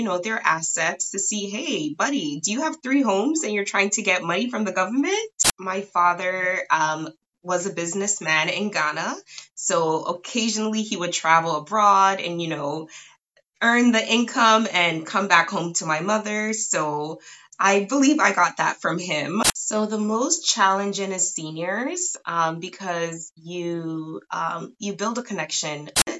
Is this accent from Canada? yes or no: yes; Canada; right now I am located in Toronto, Ontario. So I am Canadian.